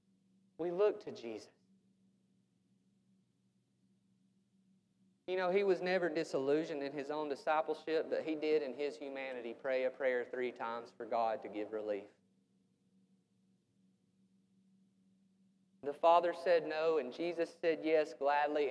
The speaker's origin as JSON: {"language": "English", "country": "United States", "said": "We're American Christians"}